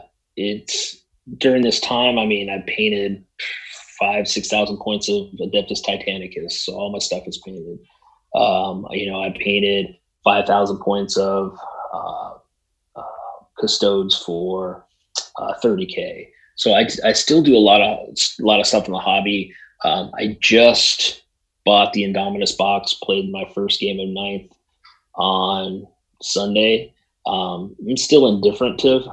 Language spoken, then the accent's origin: English; Southern California, United States; now in Arizona, United States; I grew up in Southern California, we now both live in Arizona